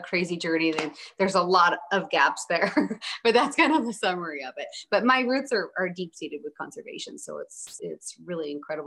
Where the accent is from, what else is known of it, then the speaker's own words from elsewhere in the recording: Oregon, United States; So I grew up in Oregon. I still live in Oregon